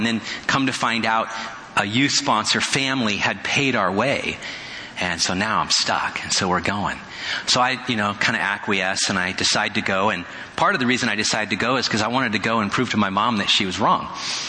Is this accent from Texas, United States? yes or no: no; Indiana, United States; born there; I was born in Indiana, so I know what snow is all about